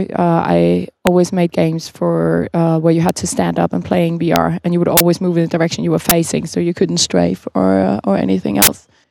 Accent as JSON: {"language": "English", "town": "Copenhagen", "region": "Capital Region of Denmark", "country": "Denmark", "said": "I'm from Copenhagen, where we host the Nordic Game Jam"}